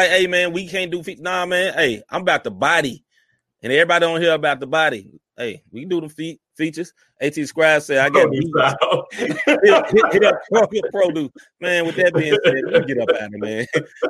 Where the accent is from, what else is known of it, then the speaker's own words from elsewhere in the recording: Memphis, Tennessee, United States; my M-town, from my hometown